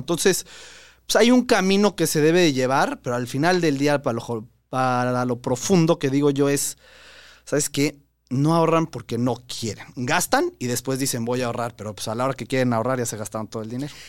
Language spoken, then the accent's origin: Spanish; Mexico; nosotros tenemos como mexicanos